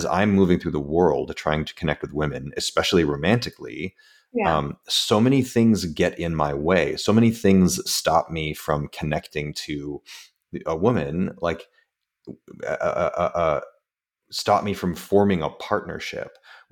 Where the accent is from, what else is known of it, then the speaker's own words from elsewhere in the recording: United States; also born or lived in San Francisco; being an American